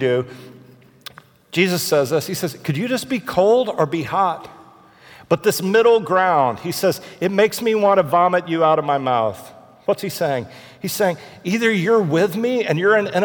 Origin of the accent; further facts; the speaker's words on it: Houston, Texas, United States; I'm from Houston.